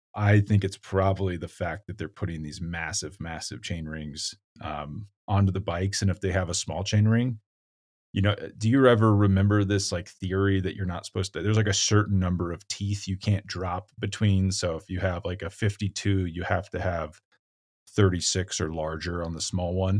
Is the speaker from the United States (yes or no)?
yes; United States; as an American